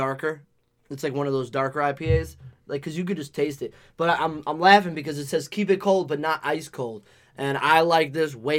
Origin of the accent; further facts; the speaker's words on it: Connecticut, United States; we're from Connecticut